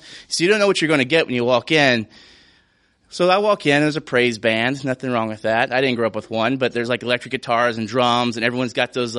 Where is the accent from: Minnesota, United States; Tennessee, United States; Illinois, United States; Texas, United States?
Tennessee, United States; Portland; moved away; I'm from Portland, Tennessee, by the way, which is about, at the time, 9,000 people.